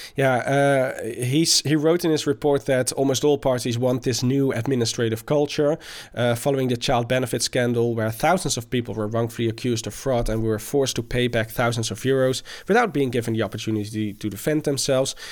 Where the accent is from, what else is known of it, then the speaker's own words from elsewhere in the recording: Delft, South Holland, Netherlands; comes from my hometown of Delft